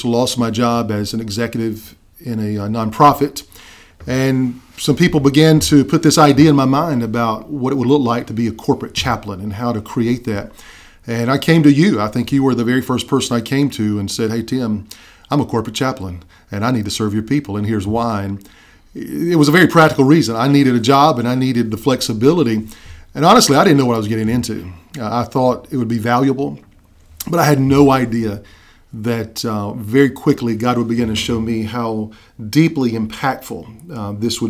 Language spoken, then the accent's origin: English; South Carolina, United States; I am originally from South Carolina, where I've been most of my life